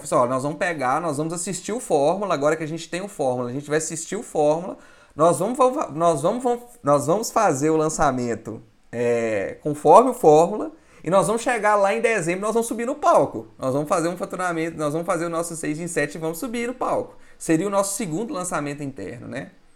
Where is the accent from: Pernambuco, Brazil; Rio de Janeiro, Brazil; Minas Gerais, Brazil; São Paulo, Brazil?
Minas Gerais, Brazil; eu sou de Minas